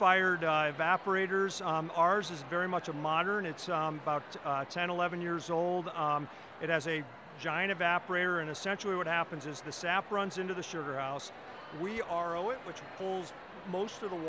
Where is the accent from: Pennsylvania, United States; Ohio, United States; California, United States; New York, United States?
Ohio, United States; now in Vermont, United States; I'm from Ohio